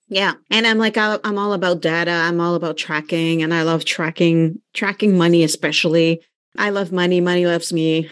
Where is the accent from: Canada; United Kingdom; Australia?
Canada; we're Canadian